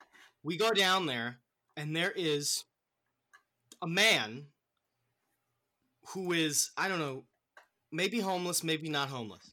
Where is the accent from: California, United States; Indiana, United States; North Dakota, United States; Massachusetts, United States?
Massachusetts, United States; Because I'm from Massachusetts.